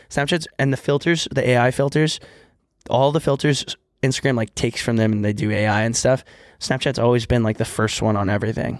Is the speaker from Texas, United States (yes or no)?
yes; Texas, United States; moved away; when I was younger from Texas